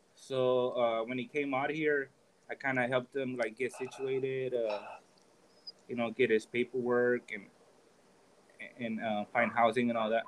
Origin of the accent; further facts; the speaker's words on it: Oakland, California, United States; moved away as an adult; now in Tijuana, Mexico; my mother, she took me to Oakland, California, when I was about about three months old. Uh, so I was raised in, you know, in California